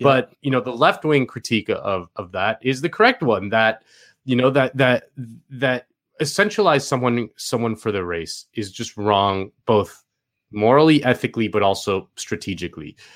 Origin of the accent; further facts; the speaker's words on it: Spain; moved away; I grew up in Spain